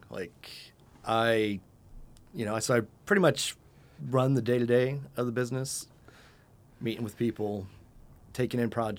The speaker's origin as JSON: {"language": "English", "region": "Arizona", "country": "United States", "tie": "born or raised there", "said": "Being that I grew up in Arizona"}